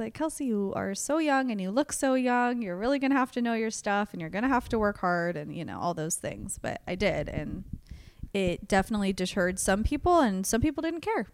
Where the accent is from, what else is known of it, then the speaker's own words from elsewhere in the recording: Antioch, California, United States; also born or lived in Sacramento, California / Chico, California; I was born in Sacramento, but moved to Antioch, California, which is East Bay area